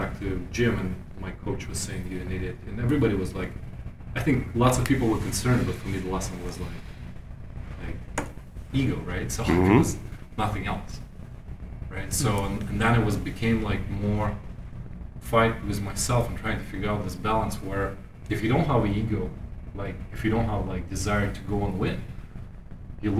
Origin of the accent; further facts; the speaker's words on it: Germany; growing up in Germany with all the timelines and schedules